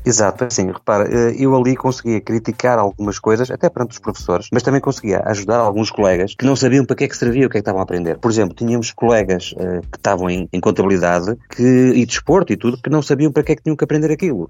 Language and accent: Portuguese; Estoril, Lisbon, Portugal; also born or lived in Tires; now in Paços de Ferreira, Portugal; eu nasci no Estoril, entretanto, acabei por vir para o Porto, Passos de Ferreira e cá fiquei